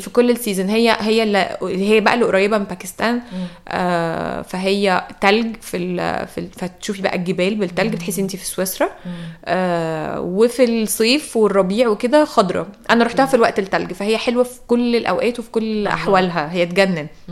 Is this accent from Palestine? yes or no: no; Egypt; قلت ايجيبت